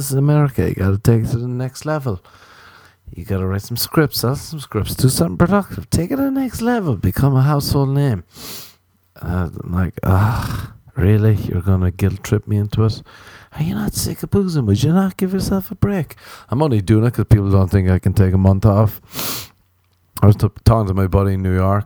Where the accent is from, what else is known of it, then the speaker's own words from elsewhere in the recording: Ireland; I'm an Irish man